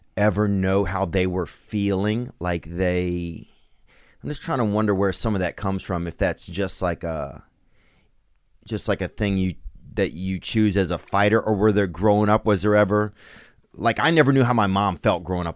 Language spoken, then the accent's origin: English; Louisiana, United States; I'm from down in Louisiana